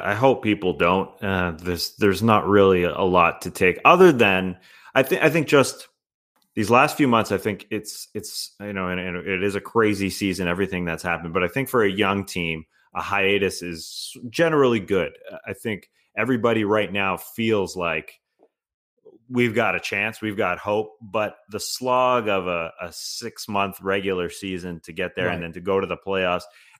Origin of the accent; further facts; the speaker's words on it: Canada; I'm biased as a Canadian